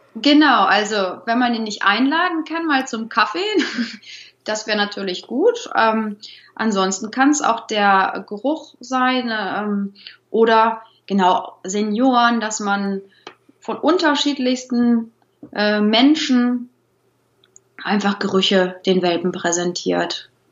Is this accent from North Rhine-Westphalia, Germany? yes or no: yes; Troisdorf, North Rhine-Westphalia, Germany; Ich komme aus Troisdorf, das ist direkt hinter Bonn. Ich wohne hier mit Mann, Sohn und unseren drei Hunden